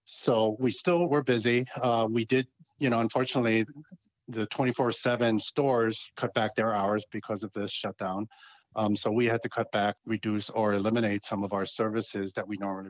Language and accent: English; Hawaii, United States; also born or lived in New York / Massachusetts / Arizona; Correct. And then I spent several years on the mainland in New York, Massachusetts, and Arizona, different properties, and then returning back to Hawaii in 2002 to take care of my mother.